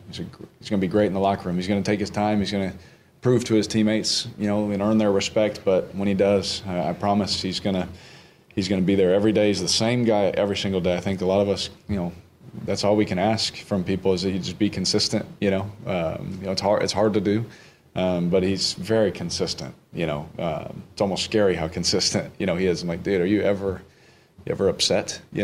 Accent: Houston, Texas, United States; now in New Orleans, United States; And that's what I'm used to. Growing up in Houston, that's what I was used to.

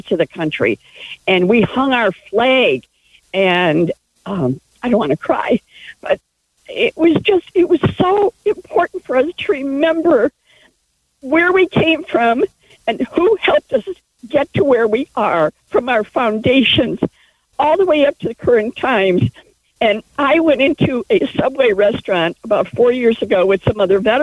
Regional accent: Chicago, Illinois, United States; now in Menlo Park, United States; I'm originally from Chicago

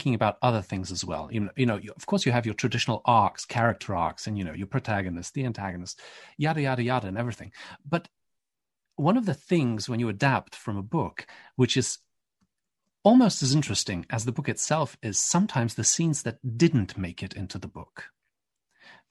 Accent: Poland; I'm from Poland, grew up Catholic

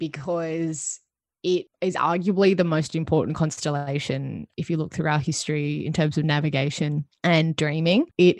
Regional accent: Sydney, New South Wales, Australia; I grew up in Cronulla and I remember the riots so distinctly. Like, I was very young, but I have, you know, obviously I have my Aboriginal family, but on my mum's side of the family, even though her family's white, we were also like super multicultural.

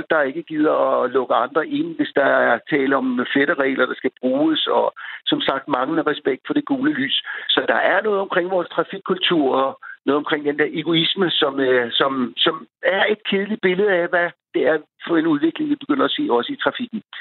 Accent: Denmark; vi gennemgående som danskere kører jo rimelig pænt

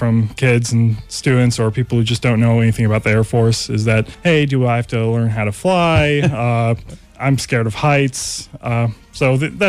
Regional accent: Bellevue, Nebraska, United States; moved away; I'm originally from Bellevue, Nebraska

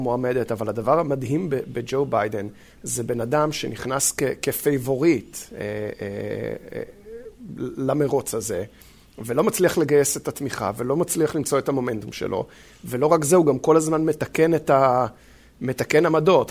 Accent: Israel; moved away; לנו כישראלים

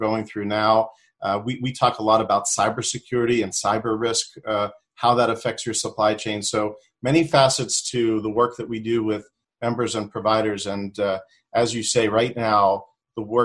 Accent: Pittsburgh, Pennsylvania, United States; moved away as an adult; I'm originally from the Pittsburgh area

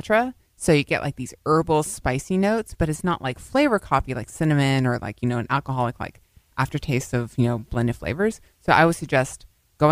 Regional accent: Victoria, Texas, United States; now in Austin, United States; my hometown of Victoria

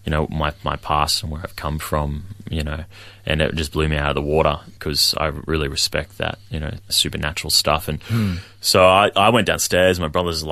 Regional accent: Hervey Bay, Queensland, Australia; also born or lived in Townsville / Brisbane; I grew up in Harvey Bay, a good town

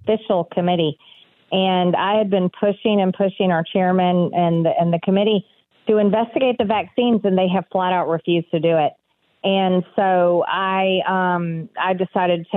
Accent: Georgia, United States; I just love my home state

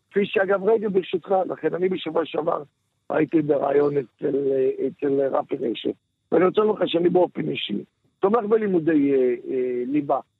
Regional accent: Holon, Tel Aviv District, Israel; כן, גדלתי בחולון.

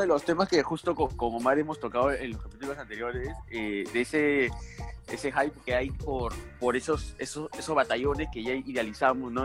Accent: Peru; somos peruanos

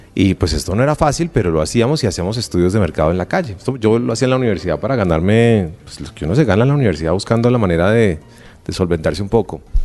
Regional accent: Colombia; los colombianos

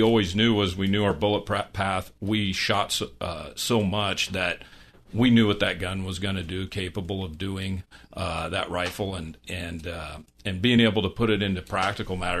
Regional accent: Iowa, United States; I was a kid growing up in Iowa, hunting coyotes

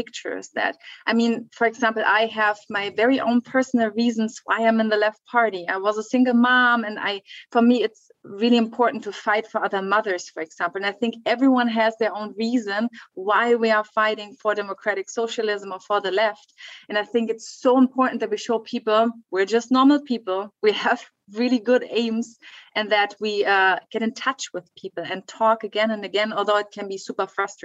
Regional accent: western Germany, Germany; I was growing up in Western Germany

